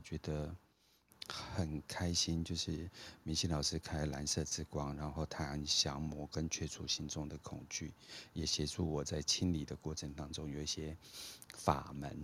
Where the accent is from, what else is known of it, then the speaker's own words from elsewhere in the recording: Taiwan; moved away; also born or lived in Philippines; 我在这种开发中国家成长，就是我经历了台湾的不管是解严啊，然后就是，呃，民主化的这个过程